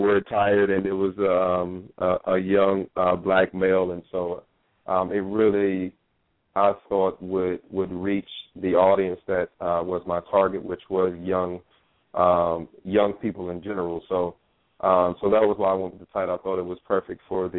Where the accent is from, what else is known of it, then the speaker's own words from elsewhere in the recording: Norfolk, Virginia, United States; moved away as an adult; now in New York City, United States; I'm originally from Norfolk, Virginia. That's where I was born and raised